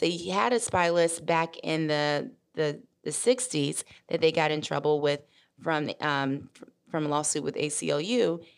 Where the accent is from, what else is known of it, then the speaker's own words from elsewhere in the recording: Memphis, Tennessee, United States; also born or lived in Mississippi; I'm originally from Mississippi, raised in Memphis